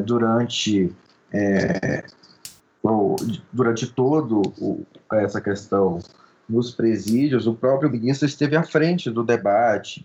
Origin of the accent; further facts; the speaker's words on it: São Luís, Maranhão, Brazil; moved away as an adult; now in Brasília, Brazil; Eu que sou, já estou em Brasília há 10 anos, mas eu sou de São Luís, né? nasci no interior do Maranhão, me criei em São Luís